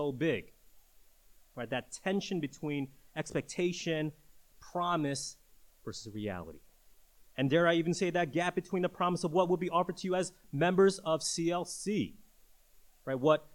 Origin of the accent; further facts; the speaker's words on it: New York City, New York, United States; growing up in New York City